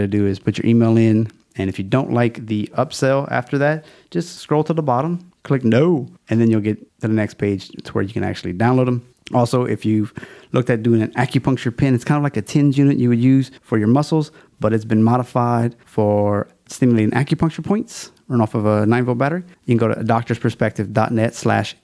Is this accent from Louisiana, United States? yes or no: yes; Louisiana, United States; It's my home state